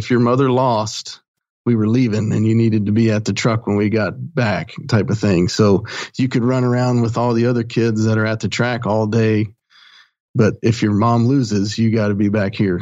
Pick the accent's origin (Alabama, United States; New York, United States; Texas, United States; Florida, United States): Alabama, United States; Eufaula; also born or lived in Gambrills, Maryland; now in Birmingham, United States; my mom moved to Alabama and little small town called Eufaula. And went to school there and graduated high school